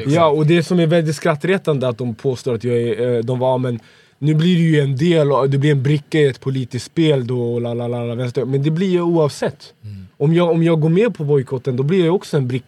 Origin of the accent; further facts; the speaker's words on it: Sweden; born there; Jag är född i Sverige.